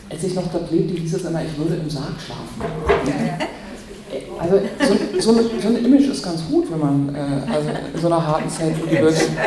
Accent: Berlin, Germany; also born or lived in Brandenburg; Ich bin Berlinerin, bekennende, bekennende Herzensberlinerin, aber ich bin auch Brandenburgerin.

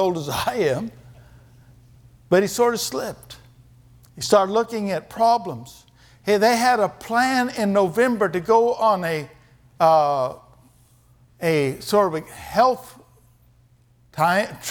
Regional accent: Kansas, United States; moved away as an adult; also born or lived in Germany; I was raised doing that in Kansas

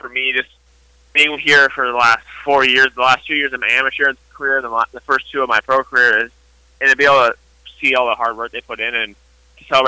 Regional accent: close to Chicago, Illinois, United States; close to Chicago

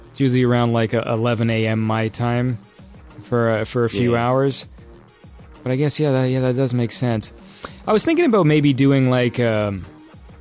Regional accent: Canada; I'm Canadian

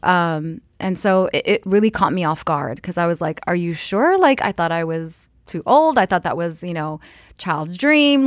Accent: Eritrea; I'm Eritrean from East Africa

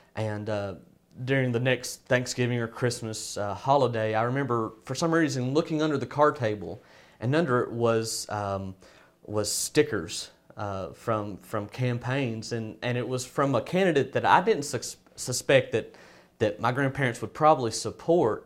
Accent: Hope, Arkansas, United States; I'm from Hope, Arkansas.

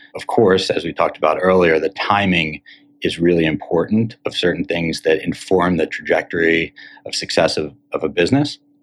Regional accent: Cherry Hill, New Jersey, United States; also born or lived in Syracuse, New York; now in Miami, United States; I grew up in Cherry Hill, New Jersey, not too far from the Penn campus

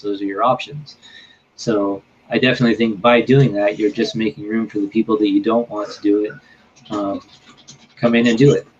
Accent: Northern California, United States; moved away; in my hometown in Northern California

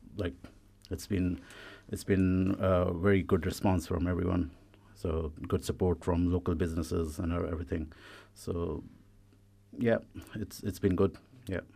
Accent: India; now in Ireland; I come from India

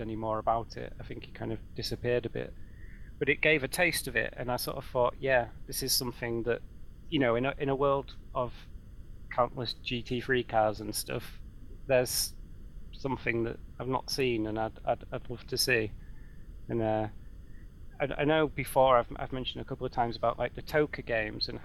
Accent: near Croft Circuit, North East England, United Kingdom; I grew up near Croft Circuit

